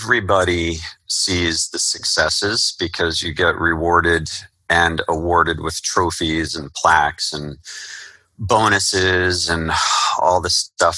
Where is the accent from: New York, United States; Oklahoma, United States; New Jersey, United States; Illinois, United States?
New Jersey, United States; Somerset; I would really like to move back home to my hometown of Somerset, New Jersey.